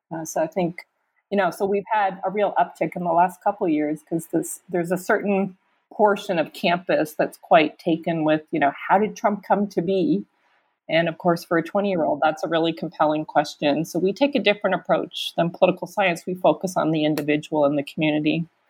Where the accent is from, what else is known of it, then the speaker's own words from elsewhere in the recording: Canada; moved away as an adult; also born or lived in Rwanda; now in United States; I'm a Canadian. Never in my wildest dreams did I imagine I'd be living in America